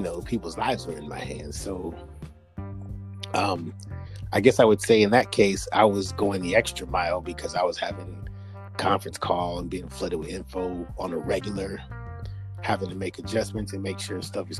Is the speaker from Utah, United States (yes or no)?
no; Florida, United States; we grew up in Florida